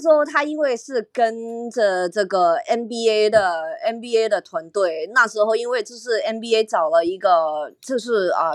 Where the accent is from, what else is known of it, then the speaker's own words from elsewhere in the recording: Hong Kong; 我是香港来的